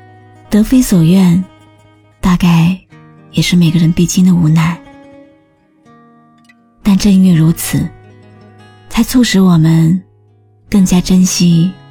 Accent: China; 藏着独属于我们中国人的浪漫。

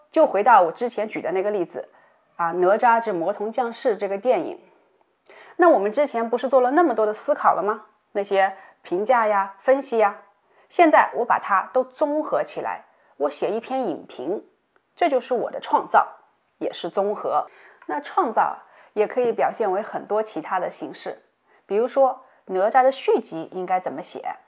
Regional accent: China; 我们中国人

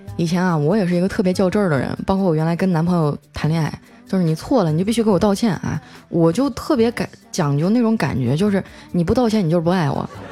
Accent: Harbin, Heilongjiang, China; now in Shanghai, China; 我就代表我们美丽的哈尔滨

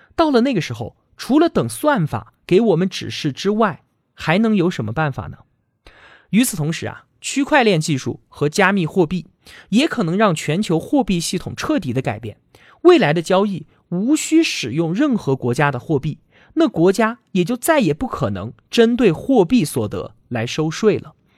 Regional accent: China; 我们中国各地

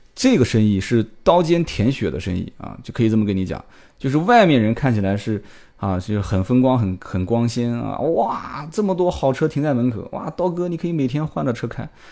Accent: Nanjing, Jiangsu, China; 我们的宁化讲

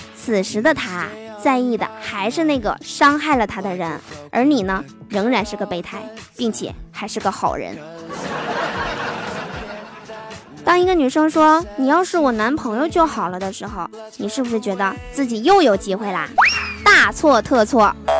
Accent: northern China, China; 作为北方人啊，冬天下雪早已是司空见惯了

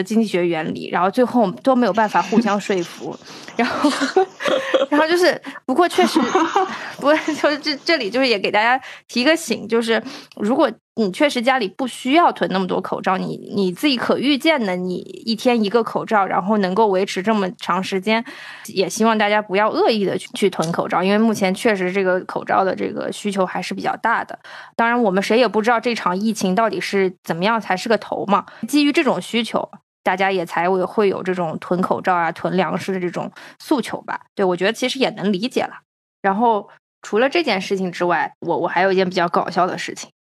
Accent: China; 就是因为我们是从中国来的

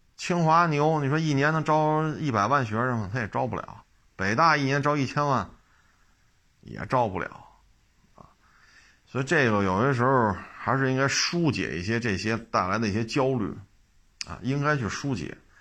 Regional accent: Beijing, China; 我生在北京，长在北京

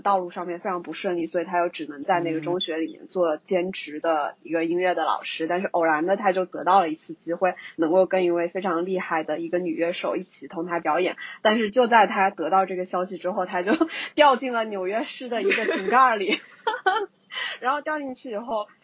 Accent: Guizhou, China; 去我们的大贵州，也就是我的家乡

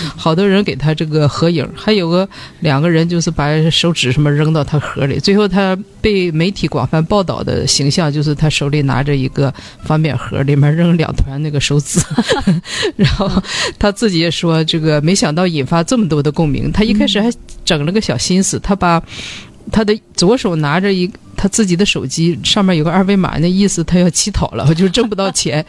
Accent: China; 我们中国人相对来说，就是寻找快乐的能力，我觉得相比较弱。

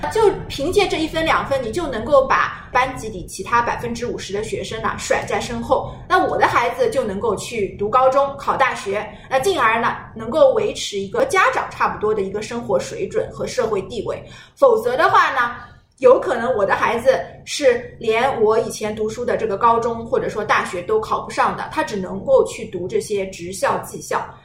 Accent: China; 我们中国人

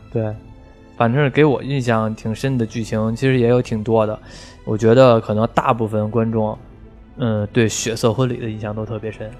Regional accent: China; 我们中国人看外国人就长得还就算比较相像

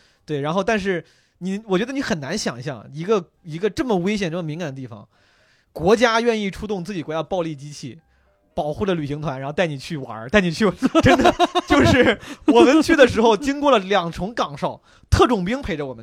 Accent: Henan, China; 我老家河南的

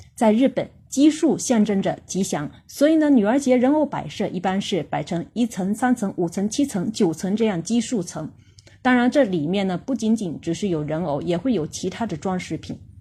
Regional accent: China; 我们中国人

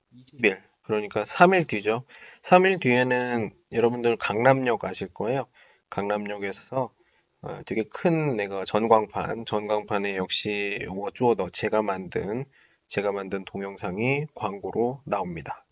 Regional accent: South Korea; now in China; 나 한국 사람이고

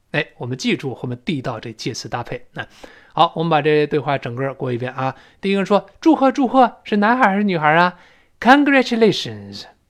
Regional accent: China; 我们中国人

